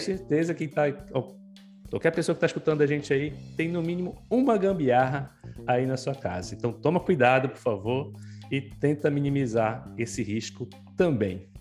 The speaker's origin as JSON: {"language": "Portuguese", "region": "Pará", "country": "Brazil", "said": "eu sou paraense"}